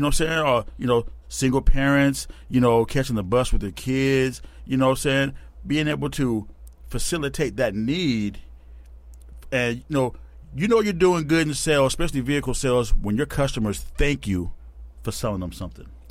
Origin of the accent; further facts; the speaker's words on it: Tacoma, Washington, United States; Born and bred right here in Tacoma.